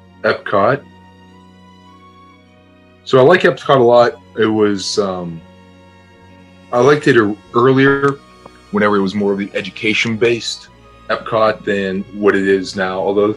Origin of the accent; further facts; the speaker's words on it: Pittsburgh, Pennsylvania, United States; I grew up in Pittsburgh, so that's why they're my, you know, the favorite hometown team.